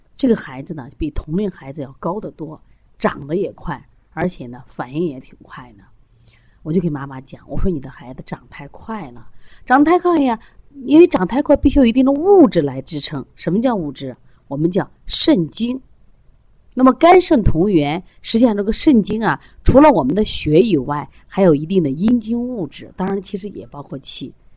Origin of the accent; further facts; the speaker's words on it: China; 我们中国人